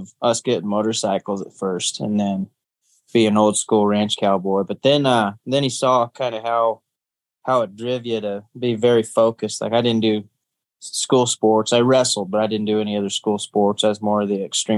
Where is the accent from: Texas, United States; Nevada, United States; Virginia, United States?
Nevada, United States; Fallon; also born or lived in Lakeview, Oregon / Alturas, California; we lived in Alturas, California, up until kindergarten when we moved to Fallon, Nevada, and then grew up all the way through high school there